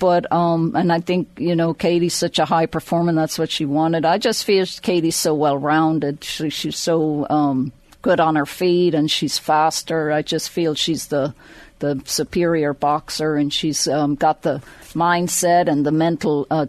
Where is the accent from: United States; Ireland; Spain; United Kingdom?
Ireland; Drogheda, Leinster; So I grew up just outside Drogheda, and my dad moved his dental practice into Drogheda